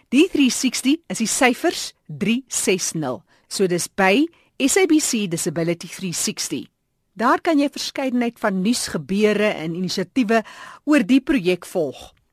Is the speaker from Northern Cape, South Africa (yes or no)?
yes; Steinkopf, Northern Cape, South Africa; Ek is oorspronklik van Steenkop